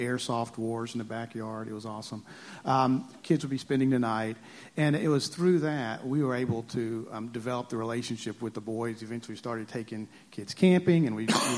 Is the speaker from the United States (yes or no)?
yes; the South, Southern United States, United States; accent: Southern; now in Huntington Beach, United States; if you hadn't heard the accent, I'm a Southerner